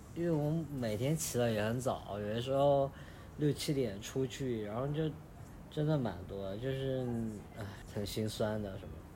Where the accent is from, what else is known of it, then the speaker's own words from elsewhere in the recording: Chengdu, Sichuan, China; now in Colombia; 我是一个成都人